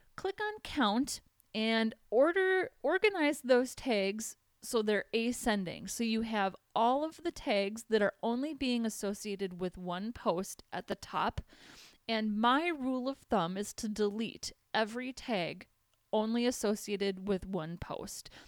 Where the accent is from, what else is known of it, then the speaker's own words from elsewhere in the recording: Minnesota, United States; accent: Minnesotan; moved away as an adult; now in California, United States; I'm from Minnesota